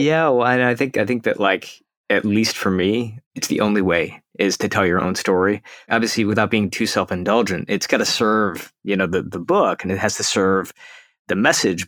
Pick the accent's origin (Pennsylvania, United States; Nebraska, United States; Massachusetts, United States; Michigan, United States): Michigan, United States; Detroit; now in California, United States; we're originally from Detroit